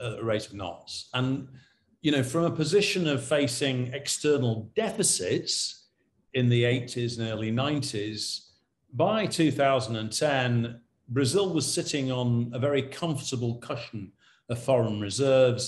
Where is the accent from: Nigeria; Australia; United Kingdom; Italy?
United Kingdom; when we were, you know, sort of growing up in Britain in the 1950s and 60s